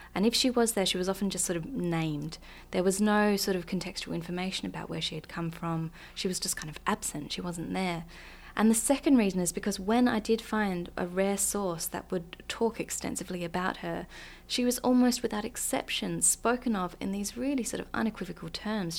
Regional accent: Australia; also born or lived in Iceland; as an Australian

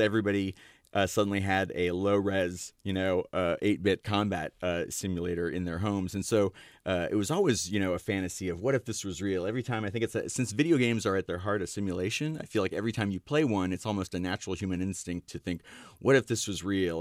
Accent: Ashland, Ohio, United States; I grew up in Ashland, Ohio

